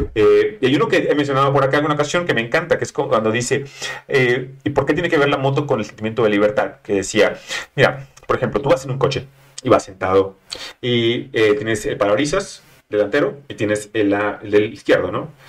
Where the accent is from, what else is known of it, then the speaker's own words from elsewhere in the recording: Monterrey, Nuevo León, Mexico; moved away as an adult; now in Mexico City, Mexico; soy regio, estaba en Monterrey